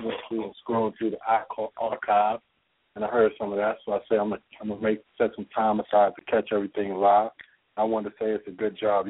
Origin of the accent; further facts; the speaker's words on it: Washington, District of Columbia, United States; now in California, United States; I'm from D.C.